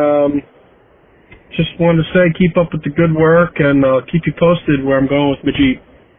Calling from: New Jersey, United States; I'm calling in from New Jersey.

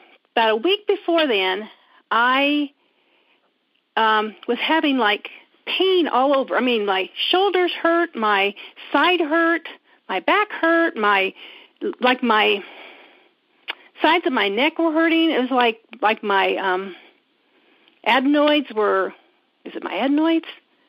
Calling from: Indiana, United States; I am from Indiana.

